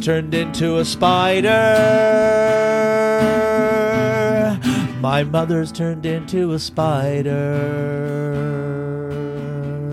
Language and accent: English; Canada; we're from Canada